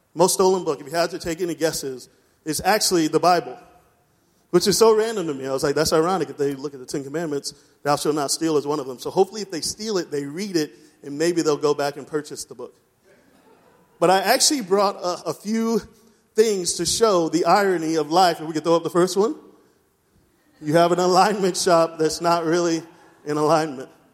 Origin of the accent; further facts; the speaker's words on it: East Coast, United States; moved away; I'm from the East Coast